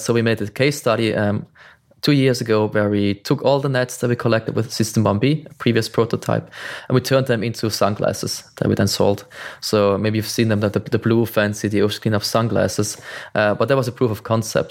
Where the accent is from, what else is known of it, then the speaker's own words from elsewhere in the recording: Switzerland; I'm from Switzerland. I live in the mountains, far away from the ocean